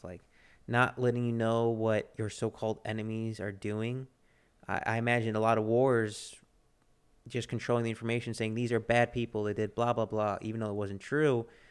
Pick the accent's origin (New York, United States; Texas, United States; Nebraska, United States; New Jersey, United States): Texas, United States; I'm a Texan and, and American